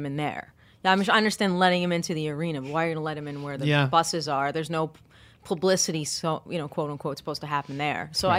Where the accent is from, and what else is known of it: New York City, New York, United States; born or raised there